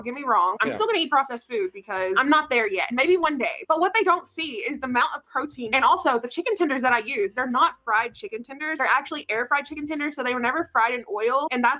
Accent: the South, United States; I'm from the South.

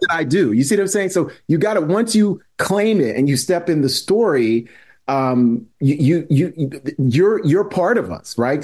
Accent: New York City, New York, United States; I'm born and raised in New York City, but both of my parents were, were from, um, Haiti.

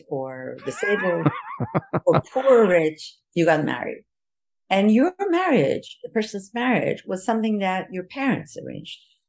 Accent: Iran

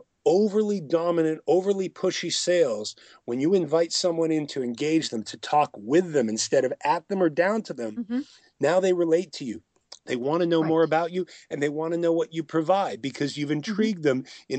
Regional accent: Boston, Massachusetts, United States; I'm from Boston, but I talked about I made a quick joke about the Cubs.

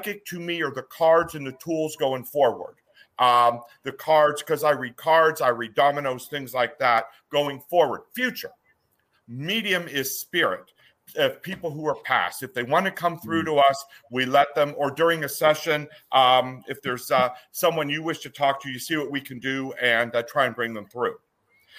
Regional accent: Oil City, Pennsylvania, United States; I am originally from a little town in Pennsylvania called Oil City

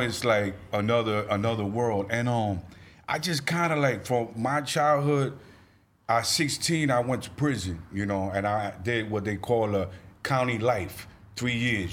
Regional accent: New York, United States; I'm from New York, East Coast

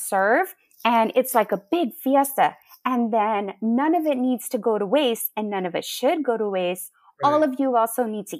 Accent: Oklahoma, United States; born there; I was born in Oklahoma.

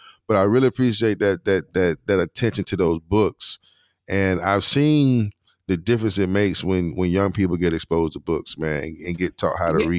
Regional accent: Durham, North Carolina, United States; In Durham, right here at the crib, Durham, North Carolina.

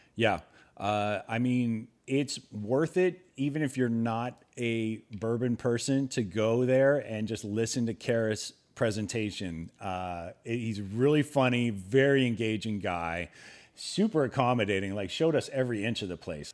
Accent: Ohio, United States; moved away; the scenery that I was accustomed to growing up in Ohio

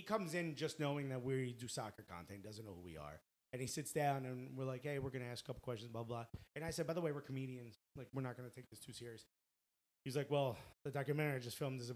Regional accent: New York, United States; I'm a kid from New York

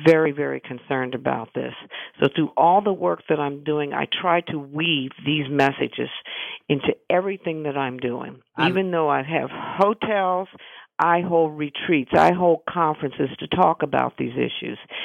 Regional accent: Midwest, United States; I'm from the Midwest

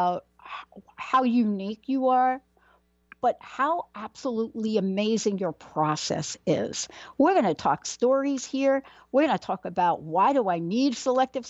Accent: New York City, New York, United States; I'm a girl from the Bronx.

